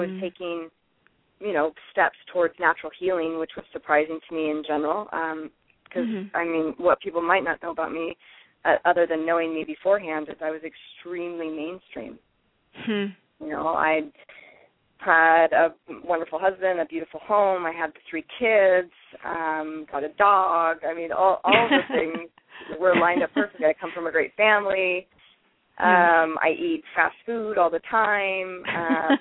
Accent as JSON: {"language": "English", "region": "Alaska", "country": "United States", "tie": "born or raised there", "said": "born and raised in Alaska, and I'm Alaskan."}